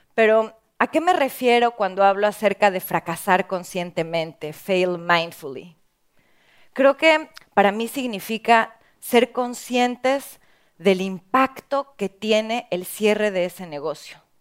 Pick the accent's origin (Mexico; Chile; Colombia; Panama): Mexico; en mi país, en México